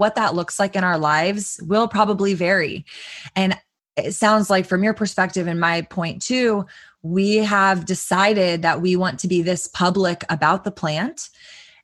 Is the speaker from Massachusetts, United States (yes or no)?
no; Texas, United States; growing up in Texas